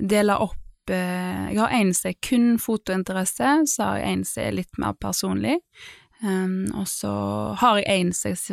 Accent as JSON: {"language": "Norwegian", "region": "Vestland", "country": "Norway", "tie": "born or raised there", "said": "Da vil jo jeg si Grindheimsfjorden, for der har jeg alle mine barndomsminner, i holmene på somrene og sånn."}